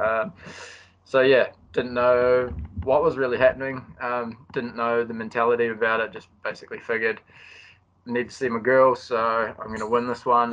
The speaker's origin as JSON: {"language": "English", "town": "Christchurch", "region": "Canterbury", "country": "New Zealand", "moved": "as an adult", "lives_now": "Auckland, New Zealand", "said": "I'm a Kiwi."}